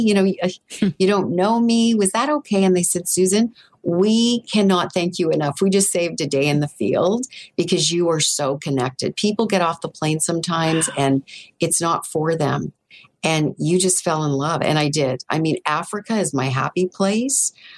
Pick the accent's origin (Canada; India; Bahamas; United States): Canada; Northern Ontario; now in Toronto, Canada; I grew up in Northern Ontario